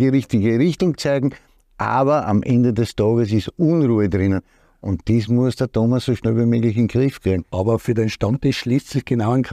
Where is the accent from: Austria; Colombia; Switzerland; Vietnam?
Austria; erstens einmal bin ich Österreicher, so fängt es einmal an, dann muss ich natürlich Salzburg die Daumen drücken